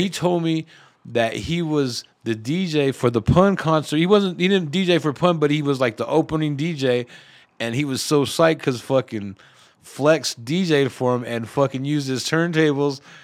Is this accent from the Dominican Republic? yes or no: no; Denver, Colorado, United States; I grew up in the East Side, right there, kinda Swansea